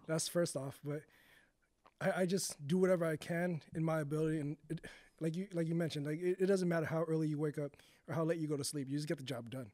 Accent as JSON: {"language": "English", "town": "San Jose", "region": "California", "country": "United States", "tie": "born or raised there", "said": "I've been born and raised in San Jose"}